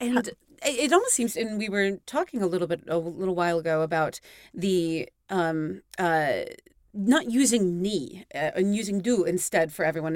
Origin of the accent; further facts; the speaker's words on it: United States; moved away as an adult; now in Stockholm, Sweden; as an American, and it is mandated that I mention that I'm American